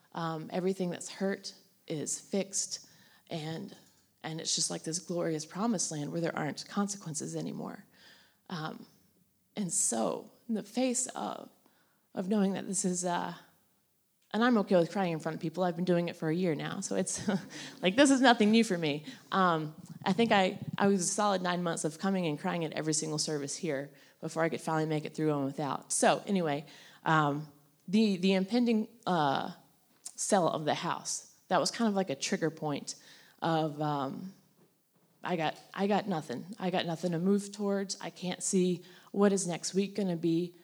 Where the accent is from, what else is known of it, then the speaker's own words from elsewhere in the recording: North Carolina, United States; I grew up in North Carolina